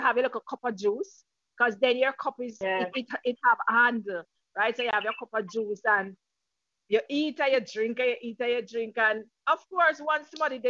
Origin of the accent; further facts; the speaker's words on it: Frankfield, Clarendon, Jamaica; I'm from Frankfield, Clarendon